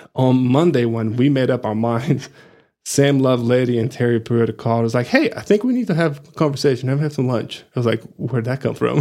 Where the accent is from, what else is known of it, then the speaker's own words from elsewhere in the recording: Rio de Janeiro, Brazil; English is a second language; moved away as an adult; also born or lived in Plainview, Texas; now in Amarillo, United States; I'm originally from Brazil, from Rio de Janeiro